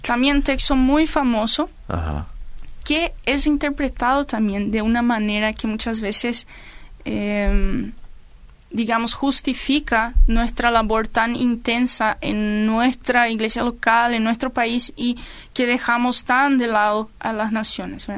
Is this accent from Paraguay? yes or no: yes; Paraguay; nosotros compartimos el tereré, como nos gusta el bellú y todo eso, eso es cosa de los paraguayos